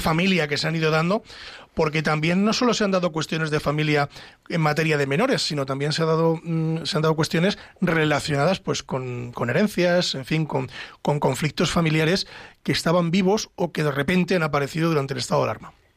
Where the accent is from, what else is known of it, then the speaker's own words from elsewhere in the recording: Castile, Spain; yo es que soy de Castilla, siempre digo castellano